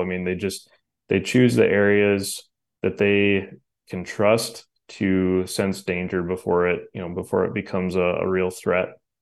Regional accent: Wisconsin, United States; where I grew up here in Wisconsin

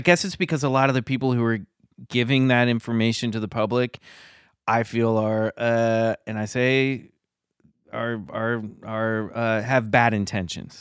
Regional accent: Kansas, United States; I grew up in the Midwest in Kansas

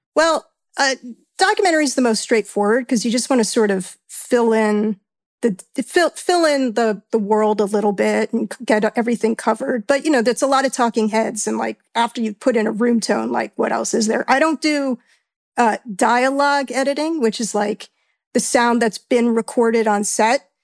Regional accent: New York, United States; being a New Yorker

